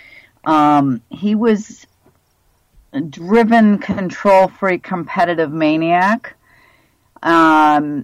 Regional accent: Dunkirk, New York, United States; moved away as an adult; also born or lived in Miami, Florida / Pensacola, Florida; now in Buffalo, United States; I was born in Dunkirk, New York, a small little town about 40 miles south of Buffalo.

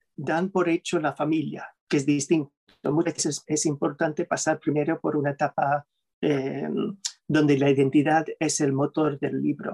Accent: New York, United States; Spanish is a second language; moved away as an adult; now in Spain; soy originalmente de, de Nueva York, soy em, del lado materno, eh, tercera generación neoyorquino, somos tan pueblerinos que, que, nací en el mismo hospital donde nació mi madre

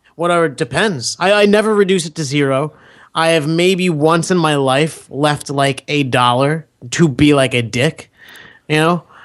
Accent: United States; I'm American.

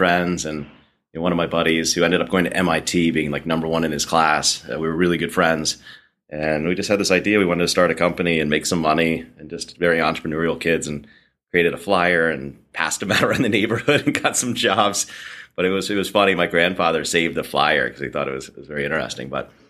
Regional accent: Wilmington, Delaware, United States; I grew up in Wilmington, Delaware. We didn't really have any mountains.

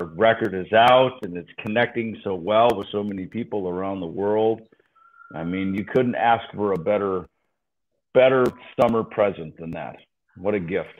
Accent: United States; as an American

